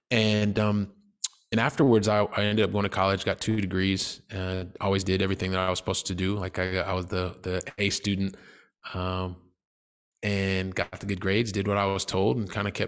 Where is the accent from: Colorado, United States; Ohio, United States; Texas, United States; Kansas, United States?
Ohio, United States; Columbus; now in Barcelona, Spain; I'm originally from Columbus, Ohio. I actually live. I've lived in Europe for the last 20 years, so I live in Barcelona, Spain, um, currently.